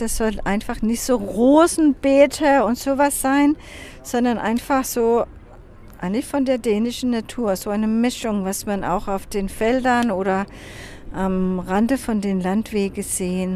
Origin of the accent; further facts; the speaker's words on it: Copenhagen, Capital Region of Denmark, Denmark; German is a second language; Kopenhagen ist ja meine Heimat und äh, ja, hier wohne ich